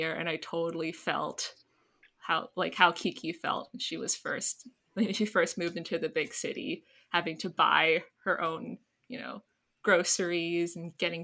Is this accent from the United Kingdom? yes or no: no; Canada; So I grew up in Canada